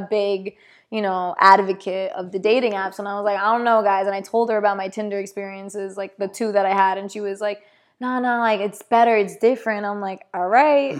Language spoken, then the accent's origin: English; East Coast, United States; moved away as an adult; now in Los Angeles, United States; we're all from the East Coast, so we just had that East Coast vibe right away